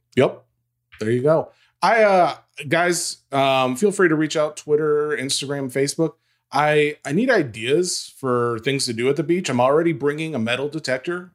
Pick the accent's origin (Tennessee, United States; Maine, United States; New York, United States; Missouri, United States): Tennessee, United States; I'm from Tennessee when I'm calling Lafayette Lafayette. Um, that's how we say it down here